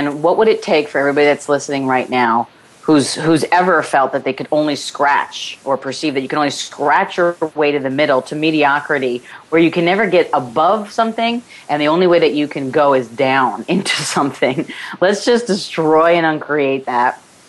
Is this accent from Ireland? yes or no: yes; Ireland; because, you know, I'm Irish.